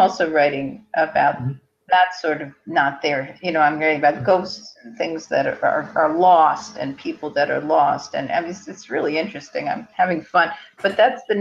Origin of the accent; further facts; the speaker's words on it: Hastings-on-Hudson, New York, United States; also born or lived in Manhattan, New York; grew up in Hastings on Hudson